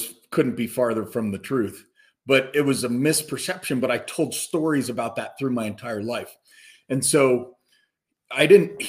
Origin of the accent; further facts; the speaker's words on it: Castle Rock, Colorado, United States; also born or lived in Madison, Wisconsin; I grew up in Colorado in Castle Rock is where we ended up, Douglas County High School